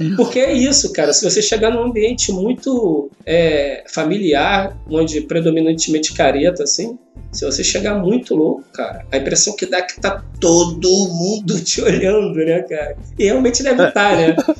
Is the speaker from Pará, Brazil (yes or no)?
no; Rio de Janeiro, Brazil; sou do Rio, sou roteirista